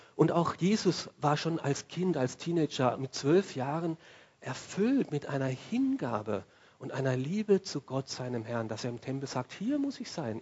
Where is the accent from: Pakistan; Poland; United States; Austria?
Austria; unser Leben in Österreich